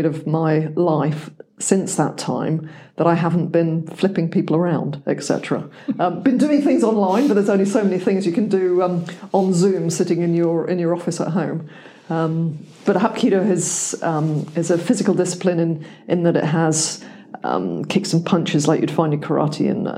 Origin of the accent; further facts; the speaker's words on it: England, United Kingdom; moved away; also born or lived in United States; I am English